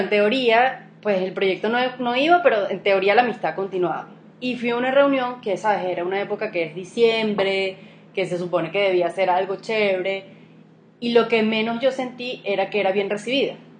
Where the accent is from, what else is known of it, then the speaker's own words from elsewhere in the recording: Venezuela; moved away as an adult; now in Colombia; ese es mi país, ¿me entiendes? Es donde yo nací, mis raíces, todo, o sea, yo me fui obligada